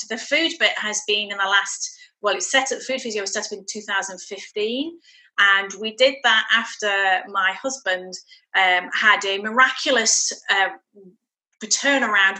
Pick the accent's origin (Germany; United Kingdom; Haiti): United Kingdom; Shropshire, West Midlands; moved away as an adult; also born or lived in West London; now in Fife, United Kingdom; I'm born and bred in Shropshire, and we came up here with my husband's work.